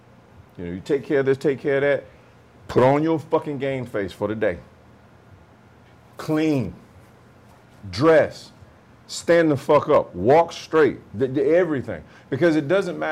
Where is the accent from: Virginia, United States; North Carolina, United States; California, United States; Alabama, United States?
Alabama, United States; Camp Hill; moved away as an adult; also born or lived in Oceanside; I'm from Camp Hill, Alabama